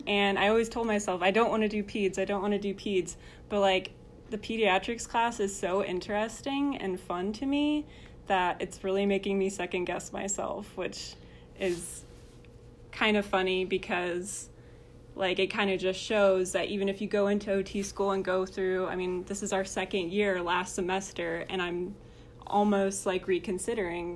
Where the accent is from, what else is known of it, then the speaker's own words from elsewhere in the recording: Arkansas, United States; moved away as an adult; now in Springfield, Missouri, United States; I'm from Arkansas